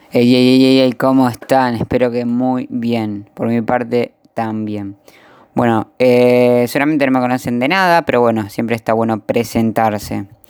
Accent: Buenos Aires, Argentina; soy de Argentina, de la provincia de la capital de Buenos Aires.

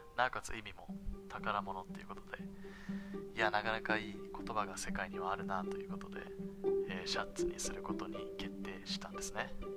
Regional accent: Japan; 生まれも育ちも日本ですね

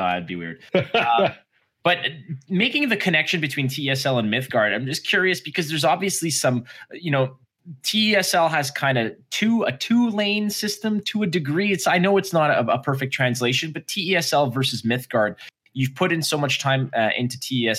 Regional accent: Canada; as a Canadian, we still have Toys R Us

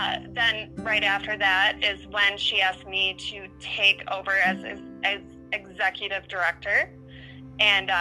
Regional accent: Minnesota, United States; also born or lived in Wisconsin; I was born in Wisconsin, but we moved to Minnesota when I was very young.

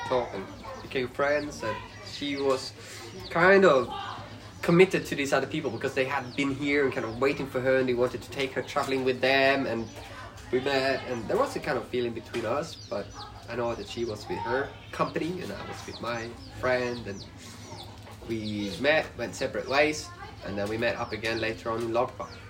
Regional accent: Sweden; English is a second language; moved away as an adult; now in Laos; I come from Sweden

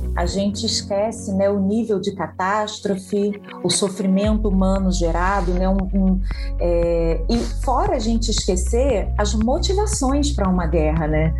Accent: Rio de Janeiro, Brazil; Universidade Federal do Rio de Janeiro, minha terra

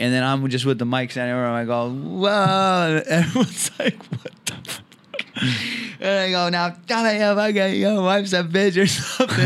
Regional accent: Orange County, California, United States; I'm just like a kid from Orange County, California

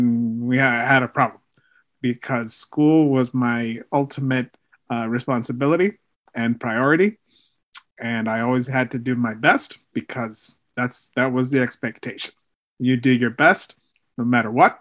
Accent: Maryland, United States; first language Spanish; English is a second language; I've been in Maryland my whole life

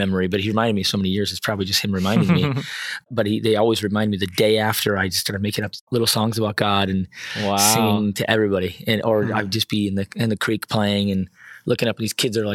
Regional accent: Scranton, Pennsylvania, United States; now in Israel; I actually was born and raised, you can tell by my accent, near Scranton, Pennsylvania, or Scranton, as we say

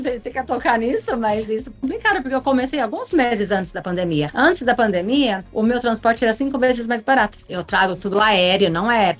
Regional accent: Brazil; now in Miami, United States; como uma boa brasileira

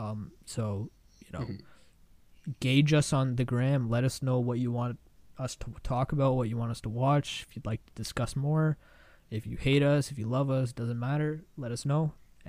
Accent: India; I'm Indian, and I want more people to learn about my culture and my country.

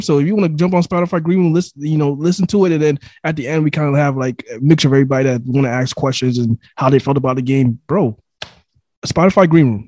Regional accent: New York, United States; I was born in New York

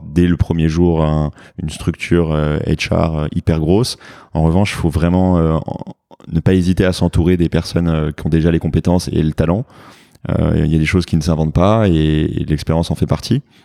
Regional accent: France; accent: French; moved away as an adult; now in New York, United States; mon accent français en anglais qui est très prononcé

